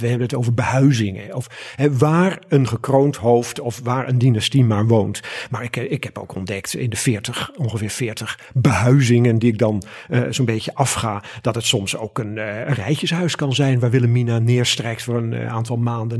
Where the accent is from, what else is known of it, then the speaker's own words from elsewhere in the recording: Netherlands; Wij zijn Hollanders van de menselijke maat, de menselijke schaal